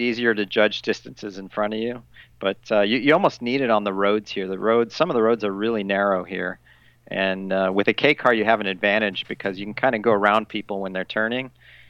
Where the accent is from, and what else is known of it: United States; now in Japan